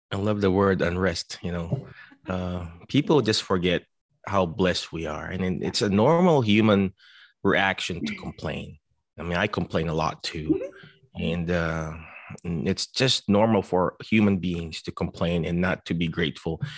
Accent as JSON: {"language": "English", "country": "Philippines", "moved": "yes", "lives_now": "United States", "said": "I came from the Philippines"}